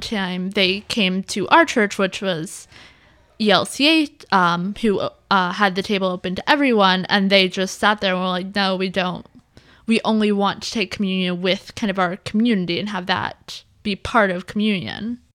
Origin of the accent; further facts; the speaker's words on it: suburb of Seattle, Washington, United States; also born or lived in Iowa; we moved from Iowa to a suburb of Seattle